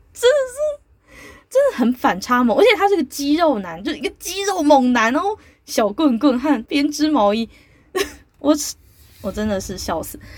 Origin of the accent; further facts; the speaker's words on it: Taiwan; 我们台湾人也比二十年前、三十年前更注重所谓的体育赛事